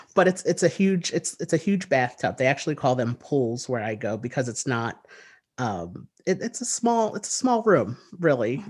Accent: New Jersey, United States; I am from the United States. I live in New Jersey, and I've lived here all of my life.

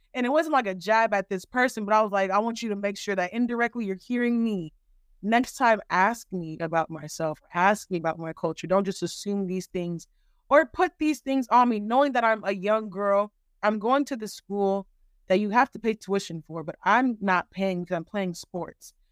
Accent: California, United States; also born or lived in Nigeria; now in Texas, United States; I am Nigerian American, born and raised in California. I live in Texas now.

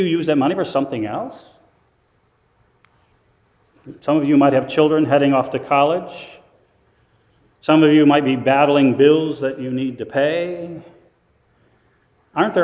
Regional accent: Waterville, Ohio, United States; I lived in a rural community in Northwest Ohio, Waterville, Ohio.

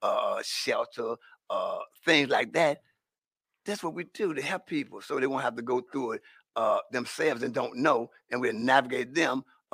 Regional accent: Richmond, Virginia, United States; I'm still out there because I'm from the North Side area, Highland Park, and so I go over there also and provide services

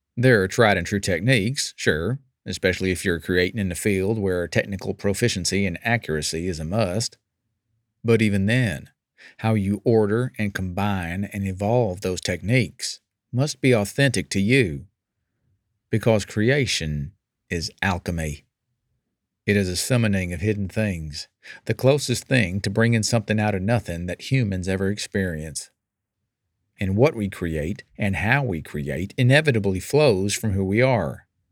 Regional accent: California, United States; as a Californian

